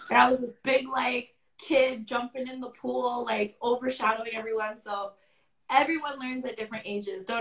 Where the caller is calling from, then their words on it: Maryland, United States; I'm from Maryland and I heard about you through my um cousin.